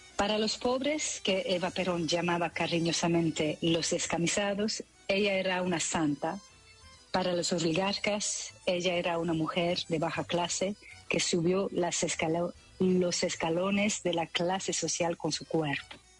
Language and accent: Spanish; Belgium; first language French; Spanish is a second language; moved away as an adult; now in Netherlands; el francés, claro, porque crecí en Bélgica